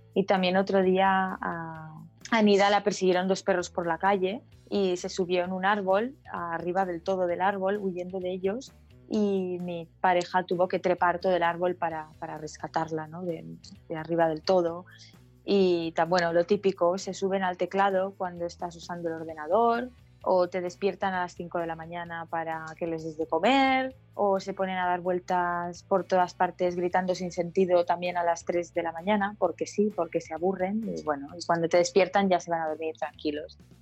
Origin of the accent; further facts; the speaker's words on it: Barcelona, Catalonia, Spain; soy de Barcelona, vivo en Barcelona